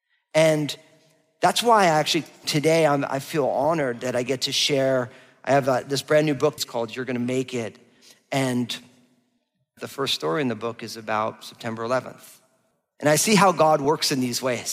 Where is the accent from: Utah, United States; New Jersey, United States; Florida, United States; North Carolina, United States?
New Jersey, United States; moved away; also born or lived in San Francisco Bay Area; I'm from New Jersey, just outside of New York